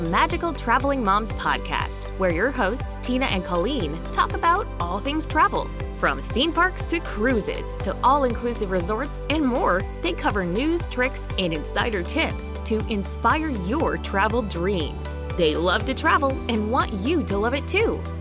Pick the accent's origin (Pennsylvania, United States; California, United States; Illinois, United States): California, United States; Northern; I grew up in Northern California. I've been a Cali girl my whole life transitioned to Southern California in when I went to college, UCLA.